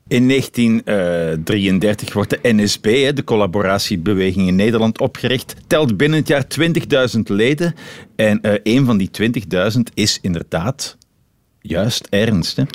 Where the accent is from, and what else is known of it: Belgium